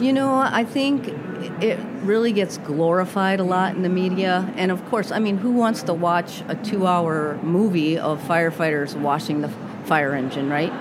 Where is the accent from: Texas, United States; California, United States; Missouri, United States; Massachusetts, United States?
Massachusetts, United States; moved away as an adult; also born or lived in Rhode Island / Minnesota; now in Minneapolis, United States; I grew up in Massachusetts